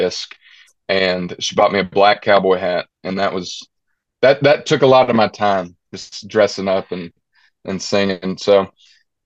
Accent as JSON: {"language": "English", "town": "Dallas", "region": "Georgia", "country": "United States", "tie": "born or raised there", "moved": "yes"}